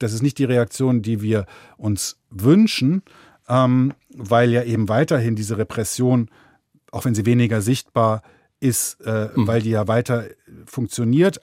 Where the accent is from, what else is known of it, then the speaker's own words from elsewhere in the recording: Germany; ich bin Deutscher